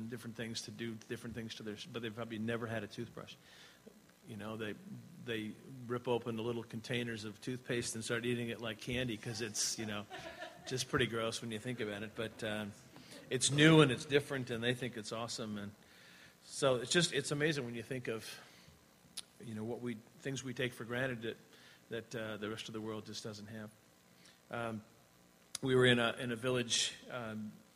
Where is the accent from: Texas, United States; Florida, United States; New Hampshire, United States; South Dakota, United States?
New Hampshire, United States; Laconia; moved away as an adult; also born or lived in New York / Virginia; now in New Zealand; We grew up here in the Laconia area